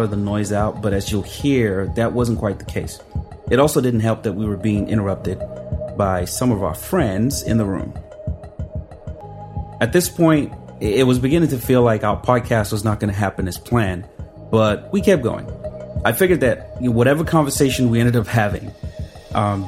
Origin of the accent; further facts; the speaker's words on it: Nigeria; now in United States; When people ask me where I'm from, I typically would say Nigeria